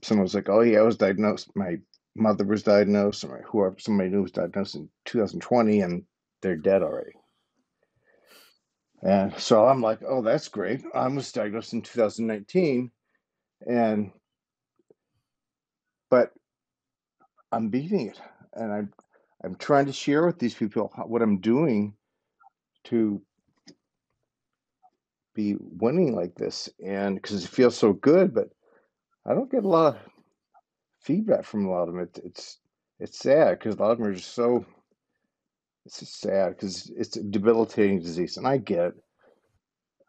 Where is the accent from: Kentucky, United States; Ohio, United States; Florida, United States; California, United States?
Ohio, United States; Cleveland; born and raised in Cleveland, Ohio, 55 years old